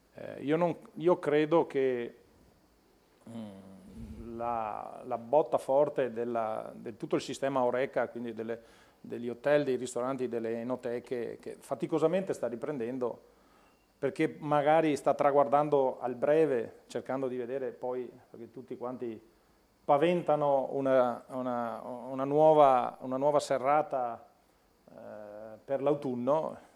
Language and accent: Italian; Veneto, Italy; Io vengo dal Veneto